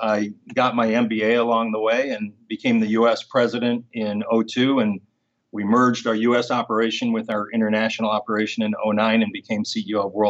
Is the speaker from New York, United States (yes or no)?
no; Chicago, Illinois, United States; also born or lived in Muncie, Indiana; I'm originally from Chicago, and so about 3.5 hours away.